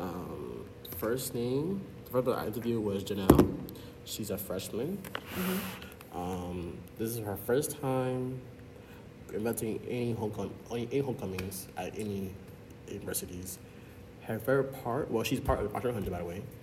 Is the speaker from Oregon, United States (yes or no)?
no; Broward County, Florida, United States; a first year computer science scholar hailing from Broward County, Florida.